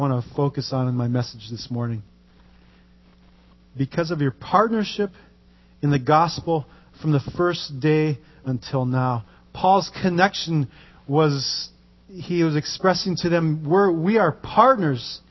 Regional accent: Norton Sound, Alaska, United States; the shores of the Norton Sound in my hometown

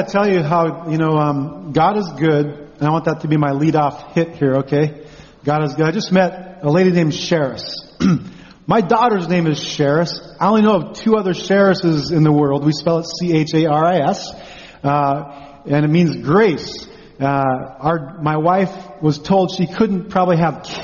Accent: Unalakleet, Alaska, United States; I grew up in Unalakleet, a village

